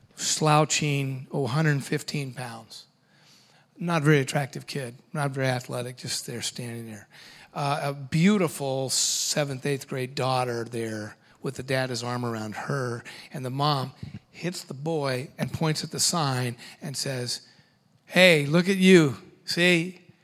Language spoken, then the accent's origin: English; Washington, United States; I'm from Washington State